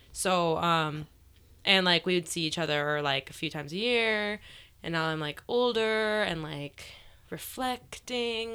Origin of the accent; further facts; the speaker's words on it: Cary, Illinois, United States; I grew up in the northwest suburbs of Chicago